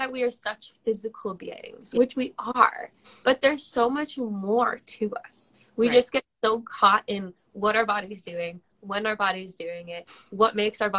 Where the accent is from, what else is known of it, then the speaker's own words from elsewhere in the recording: Western Massachusetts, United States; now in Exeter, United States; I'm actually from Western Massachusetts